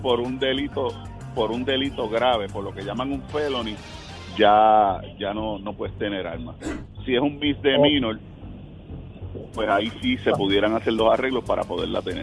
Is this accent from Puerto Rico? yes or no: yes; Puerto Rico